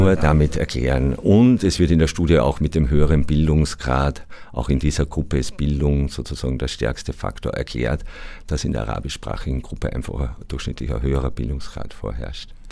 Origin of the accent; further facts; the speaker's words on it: Austria; meiner mehrheitsösterreichischen Herkunft